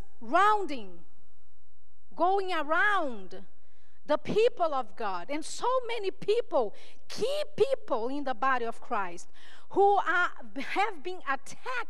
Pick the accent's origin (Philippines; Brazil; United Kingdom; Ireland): Brazil; I'm from Brazil